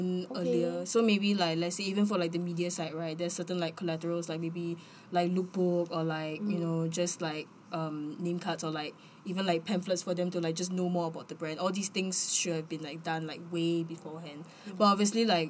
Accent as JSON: {"language": "English", "country": "Singapore", "said": "we say Singapore"}